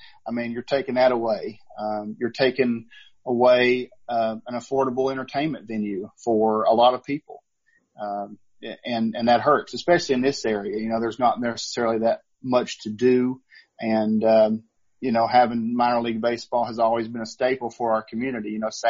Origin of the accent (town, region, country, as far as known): Kingsport, Tennessee, United States; born or raised there